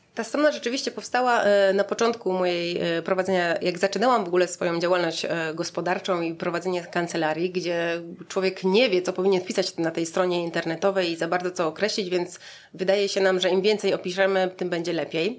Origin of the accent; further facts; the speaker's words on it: Szebnie, Subcarpathian Voivodeship, Poland; moved away as an adult; also born or lived in Lublin; now in Warsaw, Poland; pochodzę z Podkarpacia, e, z Szebni, e, wioski między Jasłem a Krosnem